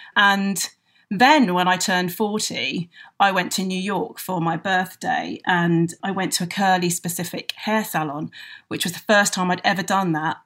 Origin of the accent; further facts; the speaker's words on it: London, United Kingdom; I'm a Londoner